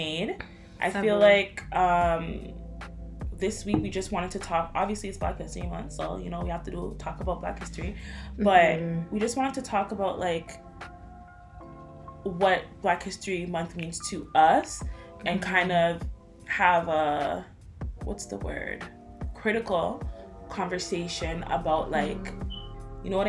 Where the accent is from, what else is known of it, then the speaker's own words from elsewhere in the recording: Ghana; I'm Ghanaian